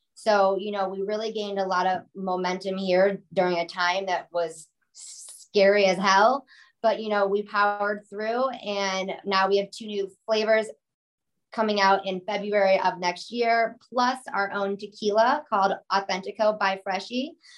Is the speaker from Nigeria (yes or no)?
no; Chicago, Illinois, United States; we're from Chicago